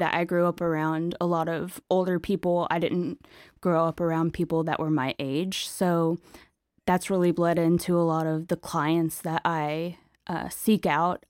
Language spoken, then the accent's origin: English; Nashville, Tennessee, United States; moved away as an adult; also born or lived in Ohio / Austin; now in Brooklyn, United States; I grew up in Nashville, uh, outside of Nashville. my whole life until went to school in Ohio